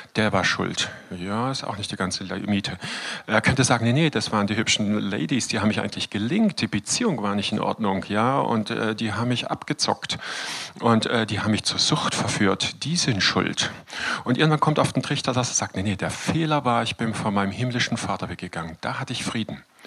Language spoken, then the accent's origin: German; Todtnau, Baden-Württemberg, Germany; also born or lived in Freiburg; Ich bin Landarzt in Tottenau, meinem Geburtsort